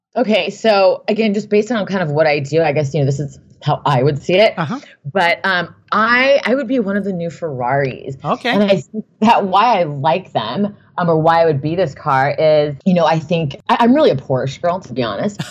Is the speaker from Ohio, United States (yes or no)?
no; Newport Beach, California, United States; I grew up in Newport Beach